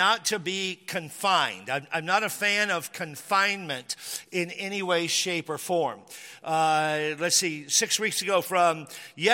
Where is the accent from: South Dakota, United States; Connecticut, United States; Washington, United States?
Washington, United States; born or raised there